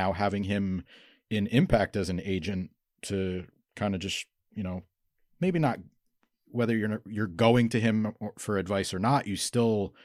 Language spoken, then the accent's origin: English; Northeast Pennsylvania, United States; I'm from Northeast Pennsylvania too